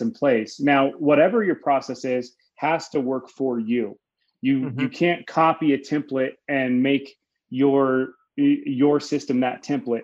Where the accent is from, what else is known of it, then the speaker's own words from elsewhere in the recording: Denver, Colorado, United States; I'm from Denver, Colorado. That's where I currently reside, where where I, where I was born